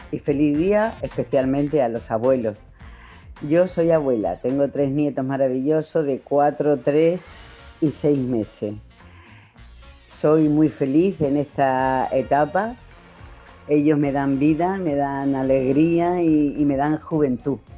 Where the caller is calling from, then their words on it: Seville, Andalusia, Spain; No sé si he dicho que soy de Sevilla